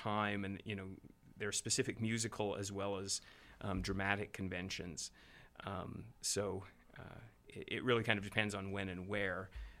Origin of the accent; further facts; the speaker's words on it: Panguitch, Utah, United States; moved away; also born or lived in St. George, Utah / Chicago; I was born in St. George, but from age 4 to 14, I actually grew up in Panguitch, which is a very small southern Utah town. And then we moved back to St. George when I was just shy of my 14th birthday.